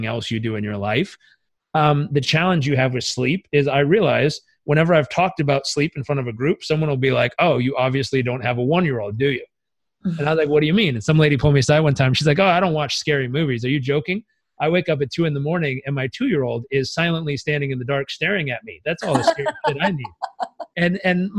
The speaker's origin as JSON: {"language": "English", "country": "United States"}